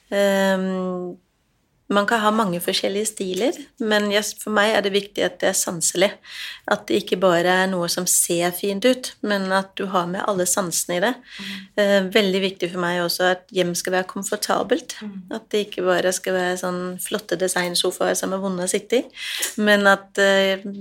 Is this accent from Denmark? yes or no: yes; Denmark; jo, jeg er dansk, og så er jeg ja, jeg er gründer.